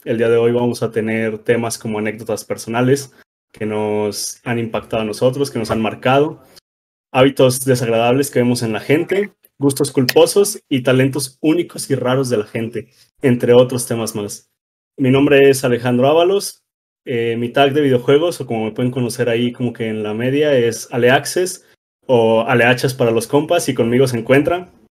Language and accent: Spanish; Rioverde, San Luis Potosí, Mexico; now in Querétaro, Mexico; todos somos de Río Verde, San Luis Potosí